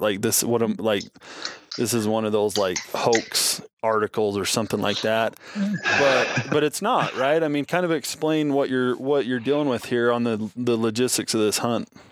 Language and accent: English; Southern Nevada, United States; also born or lived in northwestern Wyoming; now in Wyoming, United States; I grew up in Southern Nevada